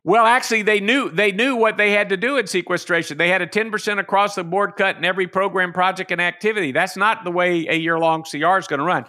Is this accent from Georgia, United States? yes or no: yes; Macon, Georgia, United States; my hometown of Macon, Georgia